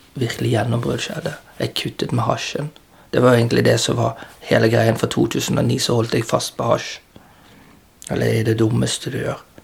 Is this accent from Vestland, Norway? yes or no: yes; Bergen, Vestland, Norway; jeg har vokst opp på Landås